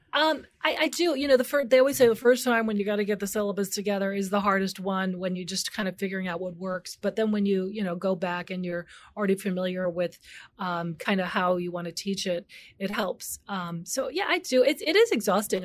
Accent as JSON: {"language": "English", "town": "Chicago", "region": "Illinois", "country": "United States", "tie": "born or raised there", "said": "I grew up in the North Park area, so it's a really sleepy area, sort of known for maybe W T D W or Northeastern Illinois University"}